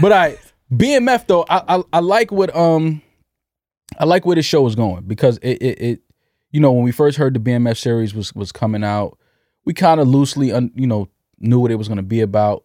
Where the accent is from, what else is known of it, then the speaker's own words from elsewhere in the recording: New York City, New York, United States; growing up in New York City in the eighties, in the nineties